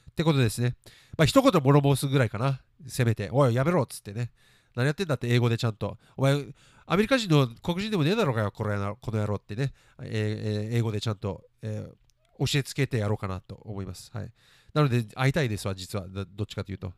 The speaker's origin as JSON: {"language": "Japanese", "country": "Japan", "tie": "born or raised there", "said": "日本でね、え育子供の頃日本では学校をねこの見た目で、えー行ったことがある"}